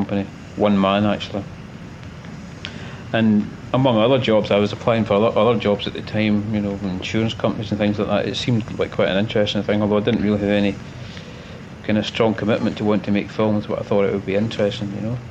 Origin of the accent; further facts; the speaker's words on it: Glasgow, Scotland, United Kingdom; In Glasgow, yeah. In Glasgow. Born and raised in Glasgow